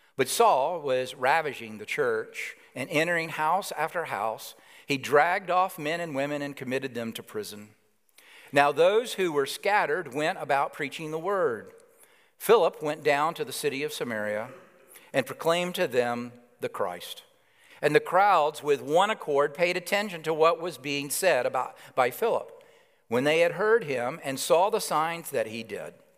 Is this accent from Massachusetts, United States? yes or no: no; Alabama, United States; now in New York City, United States; I grew up in Alabama, and you'll know that shortly, the accent.